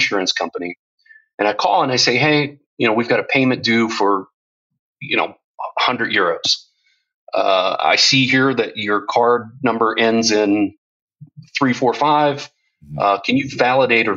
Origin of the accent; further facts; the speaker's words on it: United States; moved away as an adult; now in Europe; I'm American, but I've lived in Europe for 12 years